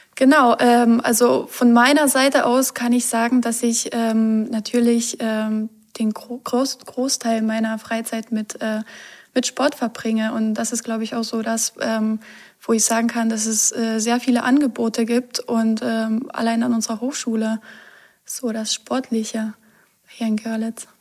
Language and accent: German; Poland; moved away as an adult; now in Germany; ich bin in Polen aufgewachsen